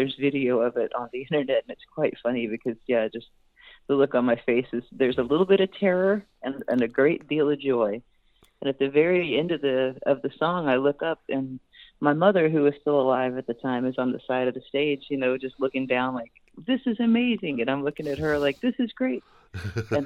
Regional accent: Houston, Texas, United States; I actually grew up in Houston

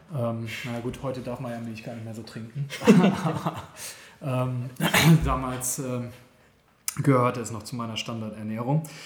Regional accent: Germany; moved away as an adult; also born or lived in Guatemala; ich bin ein Deutscher

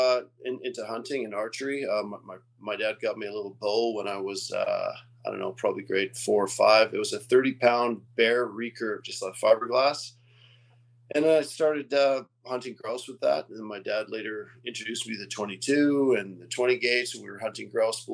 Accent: West Kootenays, British Columbia, Canada; also born or lived in Quebec; Well, I was born in Quebec, which is on the other side of Canada. My parents moved to British Columbia when I was really young. And we moved to a place called the West Kootenays when I was like in grade two, which isn't far from where I am now.

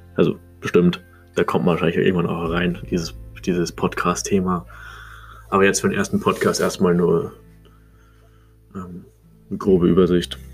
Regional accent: Munich area, Bavaria, Germany; Ich komme aus München, Umgebung

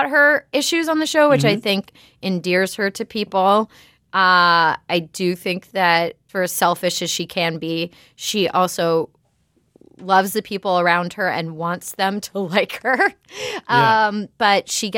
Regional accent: Pittsburgh, Pennsylvania, United States; my hometown of Pittsburgh

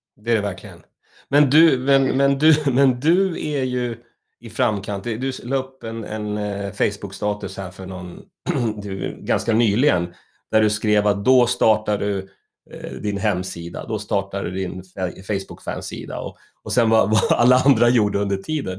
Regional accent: Stockholm, Stockholm County, Sweden; jag är uppvuxen i, i Högdalen, Hökarängen

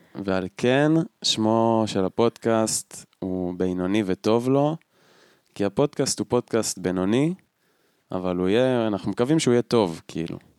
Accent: Tel Aviv area, Central Israel, Israel; moved away as an adult; now in Hula Valley, Israel; לא גדלתי בתל אביב, אבל גדלתי באזור

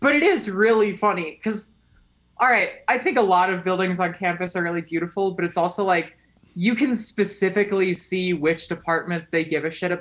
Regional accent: Delaware, Ohio, United States; I am from Columbus, Ohio, actually. Or Delaware, Ohio, technically

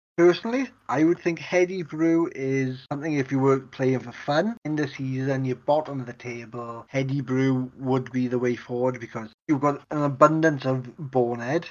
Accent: Wales, United Kingdom; I'm Welsh.

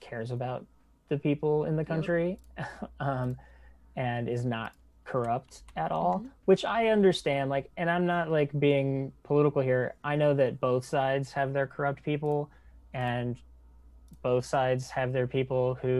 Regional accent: Texas, United States; moved away; I go home to Texas

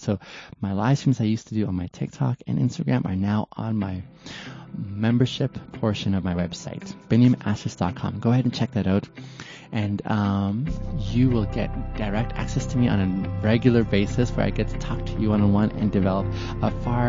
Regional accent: Arizona, United States; Now I am from Arizona.

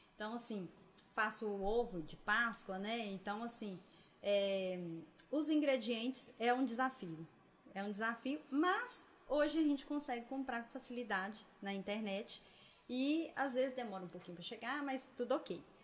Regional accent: Governador Valadares, Minas Gerais, Brazil; Sou natural de Valadares

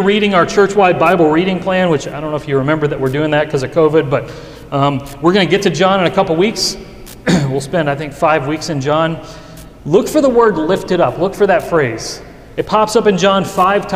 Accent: Western Kentucky, United States; now in Louisville, United States; My hometown in Western Kentucky

